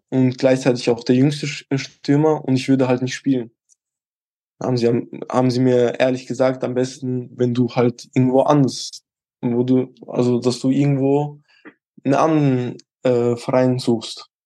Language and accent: German; Switzerland; bei uns in der Schweiz gibt es halt keine U19, da gibt es nur U18 und dann direkt U21.